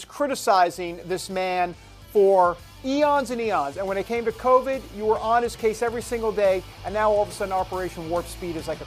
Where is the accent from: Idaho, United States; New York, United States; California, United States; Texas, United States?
New York, United States; I'm from New York